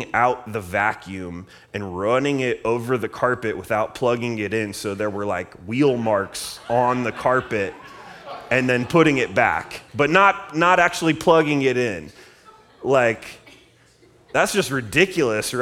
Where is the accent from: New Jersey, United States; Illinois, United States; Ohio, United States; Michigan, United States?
Ohio, United States; now in Redlands, United States; I'm from Ohio